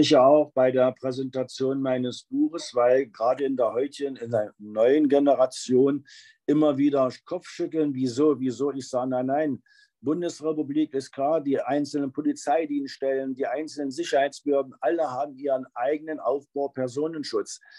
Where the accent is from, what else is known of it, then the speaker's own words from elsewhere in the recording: Wernigerode, Saxony-Anhalt, Germany; moved away as an adult; ich komme eigentlich aus dem Harz, aus Wernigerode. So, da hatte ich meine Schule, die Ausbildung